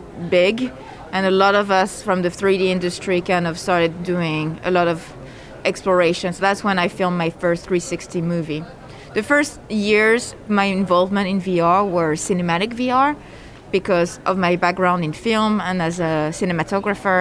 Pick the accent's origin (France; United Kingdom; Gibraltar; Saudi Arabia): France; moved away as an adult; now in Los Angeles, United States; I'm originally from France